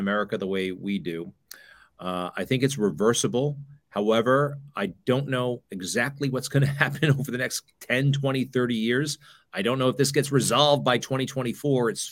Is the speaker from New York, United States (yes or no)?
yes; Garden City, New York, United States; Great childhood in suburban New York City